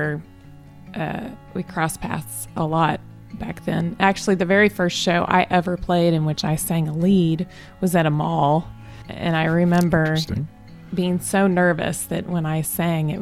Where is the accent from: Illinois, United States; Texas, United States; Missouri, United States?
Missouri, United States; Southwest; I grew up in Southwest Missouri